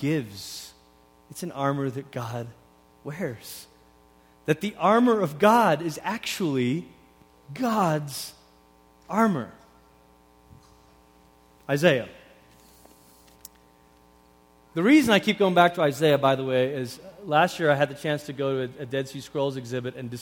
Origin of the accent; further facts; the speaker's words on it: Portland, Oregon, United States; also born or lived in Malaysia; When I was 10, we moved from Malaysia to Portland, Oregon.